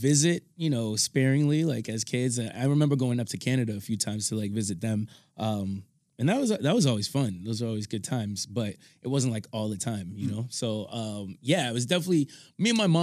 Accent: Malden, Massachusetts, United States; also born or lived in Melrose, Massachusetts; I was raised here in Malden, Massachusetts.

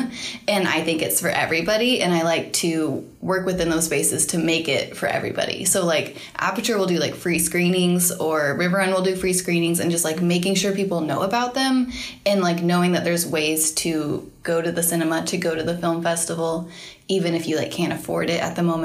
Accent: Knoxville, Tennessee, United States; I'm from Knoxville, Tennessee

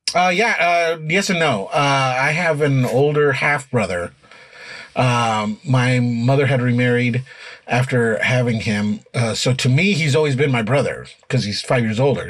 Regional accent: Denver, Colorado, United States; now in Chicago, United States; when I grew up there, Denver had ten high schools

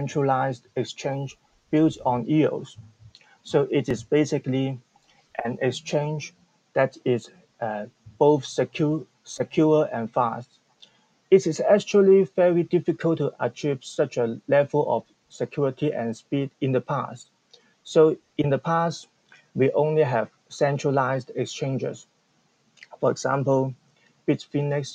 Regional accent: Hong Kong; I'm from Hong Kong

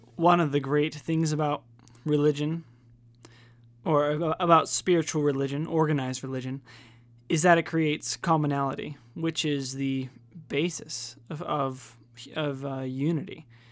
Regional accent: United States

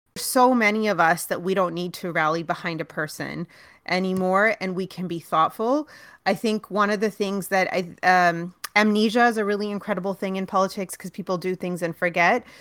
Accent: Brampton, Ontario, Canada; now in Toronto, Canada; I was raised in Brampton, spent my, all my formative years in Brampton

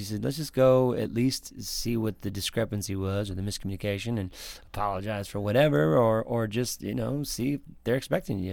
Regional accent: Waterford, Michigan, United States; also born or lived in Pontiac, Michigan / Clarkston, Michigan; I was born in Pontiac, uh, and I lived just outside of that in a town called Waterford, but, but I went I was fortunately in, uh, Clarkston School District

